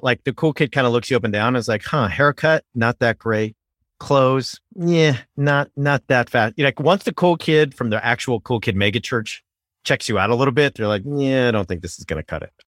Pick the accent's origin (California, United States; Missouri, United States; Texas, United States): California, United States; Southern; now in Northern California, United States; I grew up in Southern California